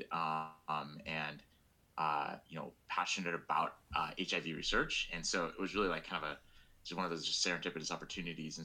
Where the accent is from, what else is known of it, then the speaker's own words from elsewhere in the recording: Sacramento, California, United States; I'm originally from Northern California. I grew up in Sacramento